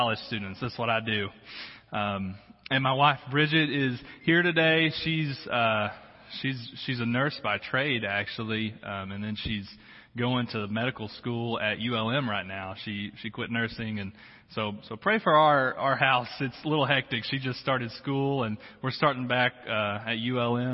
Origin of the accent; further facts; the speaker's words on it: Harrison, Arkansas, United States; moved away; Harrison, Arkansas. That's where I grew up.